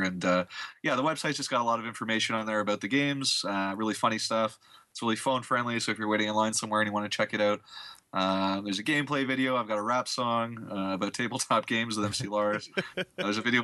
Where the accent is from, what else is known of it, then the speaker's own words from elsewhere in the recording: Canada; I'm from Canada.